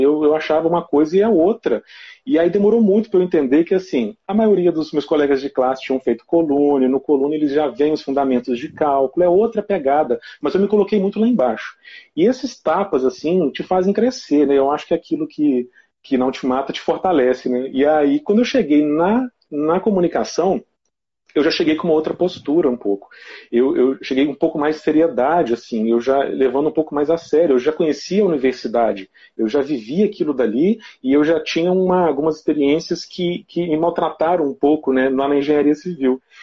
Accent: Ervália, Minas Gerais, Brazil; sou de Ervalha, né, que é pertinho de Viçosa aqui, é uma cidade bem pequenininha

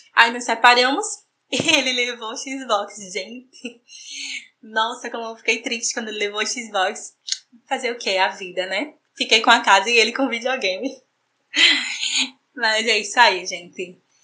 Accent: João Pessoa, Paraíba, Brazil; Sou natural de João Pessoa, Paraíba

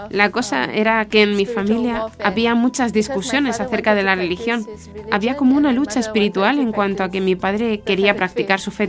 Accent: Singapore; moved away; de Singapur y eh, tengo 23 años.

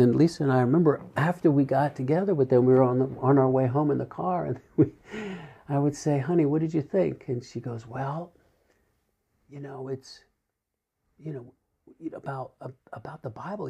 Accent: New Jersey, United States; moved away as an adult; I grew up in South Jersey, the family of nine

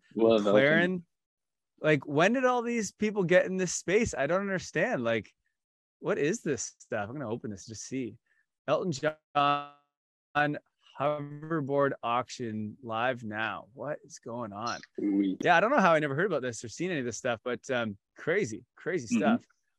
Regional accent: Canada; NHL, my favorite as a Canadian.

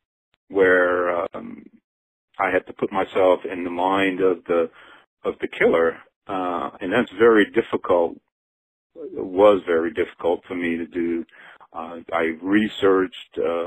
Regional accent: Cajun, Louisiana, United States; I'm definitely Cajun

